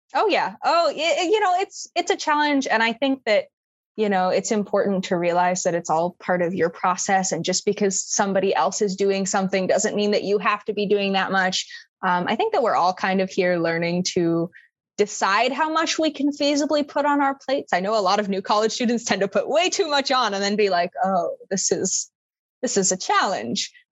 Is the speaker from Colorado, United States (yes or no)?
no; Minnesota, United States; moved away as an adult; now in Florida, United States; I'm from Minnesota